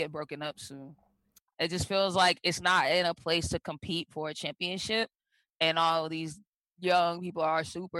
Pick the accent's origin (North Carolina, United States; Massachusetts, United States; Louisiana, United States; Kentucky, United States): Massachusetts, United States; Boston; The numbers are the zip code for an area in Boston where I spent a good part of my life, Roxbury